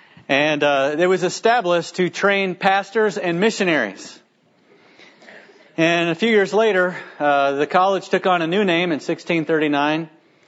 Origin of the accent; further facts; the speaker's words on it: Florida, United States; the church that I grew up in Florida